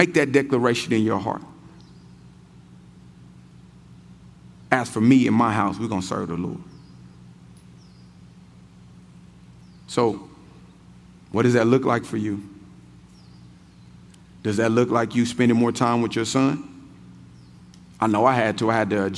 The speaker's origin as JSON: {"language": "English", "town": "Kansas City", "region": "Missouri", "country": "United States", "tie": "born or raised there", "said": "I'm born and raised in Kansas City"}